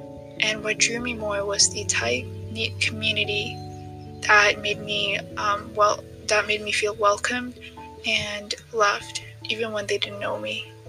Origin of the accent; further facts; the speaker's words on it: Ethiopia; now in Tanzania; I'm originally from Ethiopia, but I've been living in Tanzania for 6 years now.